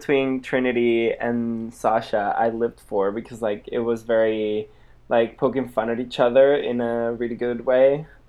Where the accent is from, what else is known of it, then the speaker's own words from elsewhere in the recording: Spain; I am a Spanish boy who lives in Barcelona